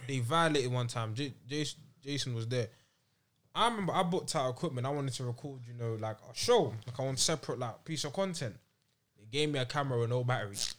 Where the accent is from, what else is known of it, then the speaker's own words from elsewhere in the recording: London, United Kingdom; growing up in London